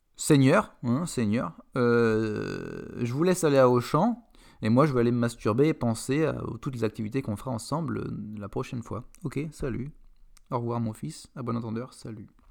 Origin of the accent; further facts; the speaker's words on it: France; en tant que Français